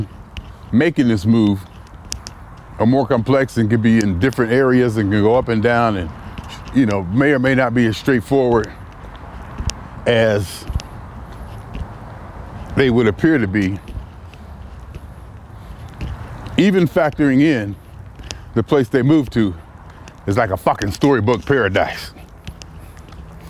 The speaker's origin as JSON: {"language": "English", "town": "Youngstown", "region": "Ohio", "country": "United States", "tie": "born or raised there", "moved": "yes", "lives_now": "Los Angeles, United States", "said": "I literally used to have nightmares that I had to move back to Youngstown"}